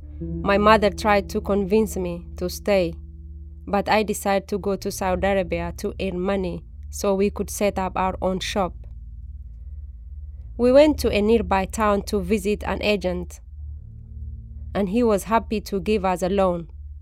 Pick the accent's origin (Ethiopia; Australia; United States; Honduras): Ethiopia; Oromia; English is a second language; I grew up in the Bale Mountain of Ethiopia. It is a very beautiful part of the country. We were a poor family.